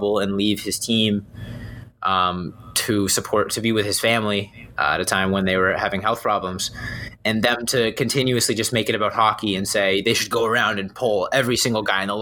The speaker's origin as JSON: {"language": "English", "town": "Boston", "region": "Massachusetts", "country": "United States", "said": "I'm from Boston"}